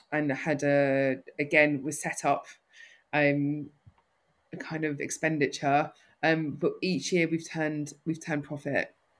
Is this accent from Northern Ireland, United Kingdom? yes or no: no; London, United Kingdom; accent: North London; I'm a North Londoner through and through. Most people can tell that from my accent.